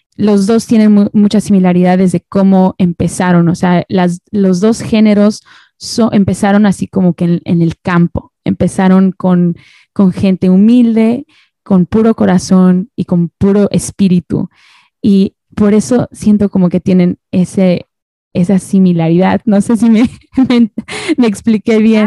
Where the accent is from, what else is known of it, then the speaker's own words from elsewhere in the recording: Orange County, California, United States; also born or lived in Toluca, Mexico; now in Los Angeles, United States; yo vivo en el este de Los Ángeles, pero yo crecí en, en Orange County